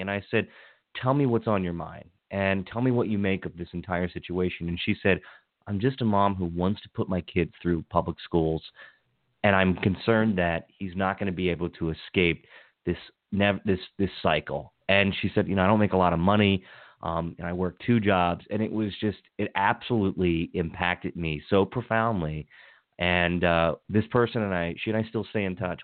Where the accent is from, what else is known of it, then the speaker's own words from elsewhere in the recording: Hagerstown, Maryland, United States; now in Montgomery County, United States; I grew up in Hagerstown. Yes. I'm I'm originally from Western Maryland, then I moved around the state a bit, and then settled here in Montgomery County